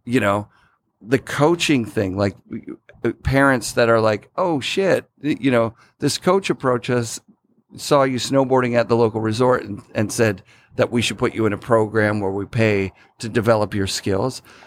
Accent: Sudbury, Ontario, Canada; now in Oregon, United States; I grew up in Sudbury, Ontario

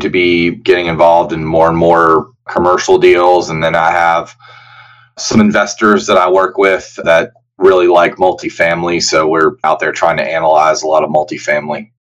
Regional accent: Roanoke, Virginia, United States; moved away as an adult; also born or lived in Richmond, Virginia / Blacksburg, Virginia; now in Lexington, United States; I'm originally from Virginia, so I practiced in Richmond, Virginia for about four and a half years and then in Southwest Virginia, where I'm from, Roanoke, Virginia

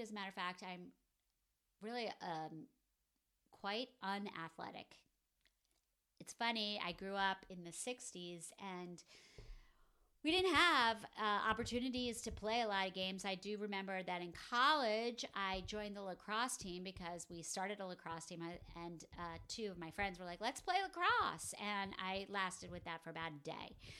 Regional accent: northern New Jersey, United States; I grew up in northern New Jersey

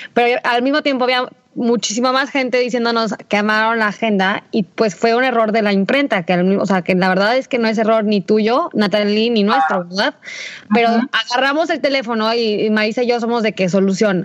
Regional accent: Aguascalientes, Mexico; somos de Aguascalientes

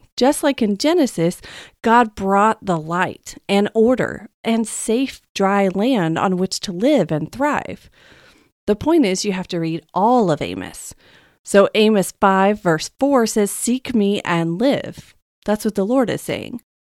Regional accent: Texas, United States; now in West Coast, United States; I'm from Texas

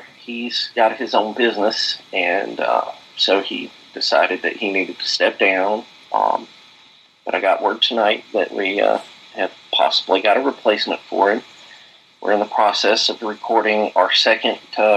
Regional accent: hometown of Luke Bryan, Philip Phillips and Field Mob, Georgia, United States; Luke Bryan is from my hometown. I actually, you know, went to high school with the guy.

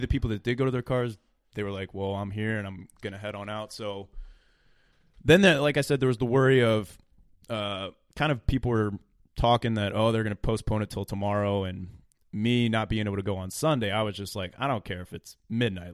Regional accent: Illinois, United States; we're from Illinois

